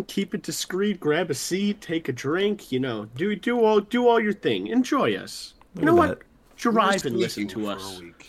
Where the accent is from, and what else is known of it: England, United Kingdom